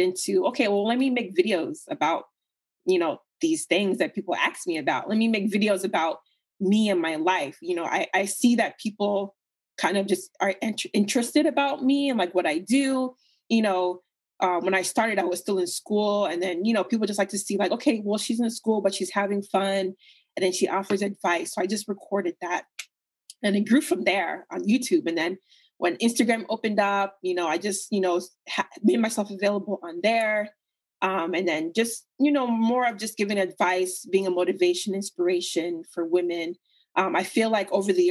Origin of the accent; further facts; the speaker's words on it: United States; you're a child in America and, you know, you look different